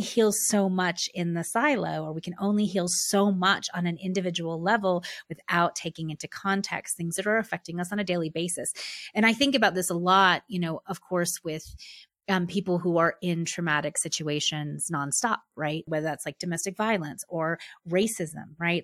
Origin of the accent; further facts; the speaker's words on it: United States; being a white woman, being middle class, being American